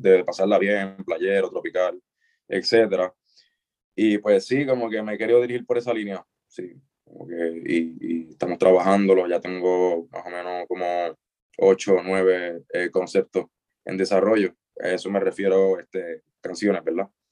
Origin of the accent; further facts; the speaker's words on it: Isabela, Puerto Rico; moved away as an adult; also born or lived in Mayagüez; soy de Isabela